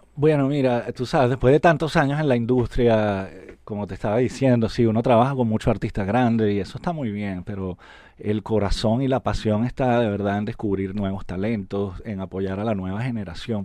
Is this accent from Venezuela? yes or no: yes; Venezuela; moved away; also born or lived in Puerto Rico; Yo soy de Venezuela